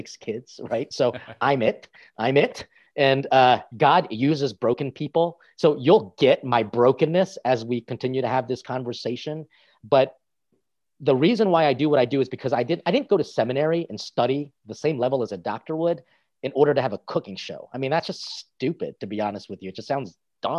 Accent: United States; accent: American; also born or lived in Italy; a Filipino guy who spoke English and in Italian with an American accent

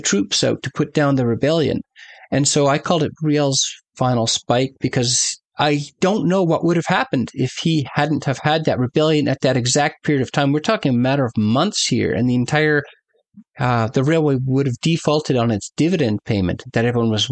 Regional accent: Canada; as a Canadian

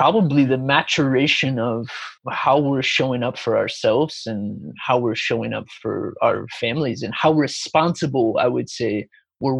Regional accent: United States; moved away as an adult; also born or lived in Chicago, Illinois / Sedona, Arizona; now in Gold Coast, Australia; I was born and raised in Chicago, but I grew up in mystical Sedona, Arizona, and spent a lot of time in the desert of Arizona.

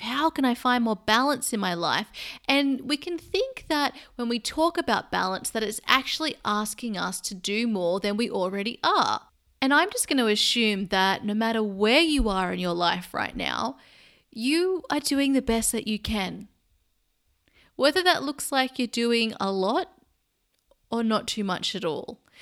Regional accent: Sydney, New South Wales, Australia; now in London, United Kingdom; I live in London and I'm actually from Sydney, Australia

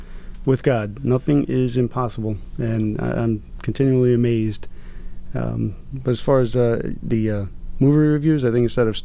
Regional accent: New York City, New York, United States; I was born and raised in Brooklyn, New York. I was raised by a single mom. Grew up with my sister. She's actually my half-sister on my mom's side. And my mom raised us without any kind of background in religion or anything.

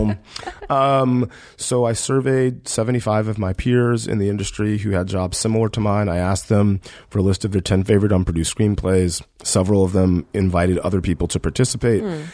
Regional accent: Deep South, United States; growing up in the Deep South

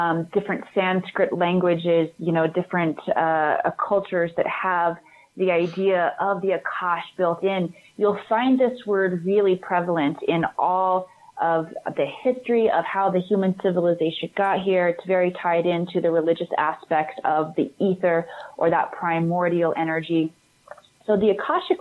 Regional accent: Missouri, United States; moved away as an adult; also born or lived in Hollywood; I grew up Southern Baptist in America, right in the Midwest, mm-hmm. in Missouri

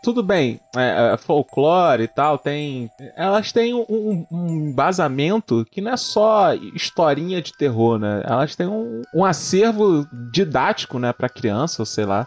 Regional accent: Brazil; eu sou brasileiro

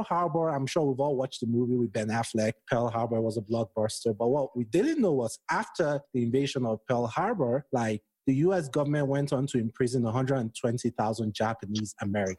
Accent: Nigeria; moved away as an adult; now in United States; I'm Nigerian.

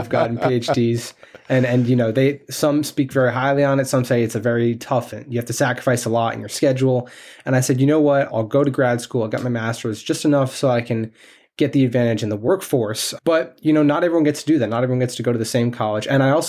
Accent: New York, United States; I am from New York, yes.

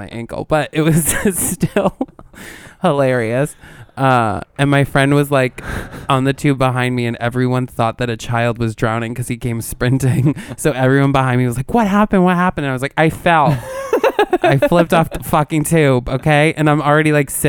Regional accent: New York, United States; We're like from New York.

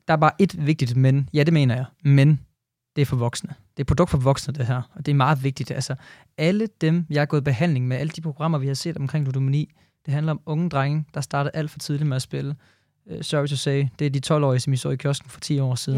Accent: Jutland, Denmark; jeg er fra Jylland

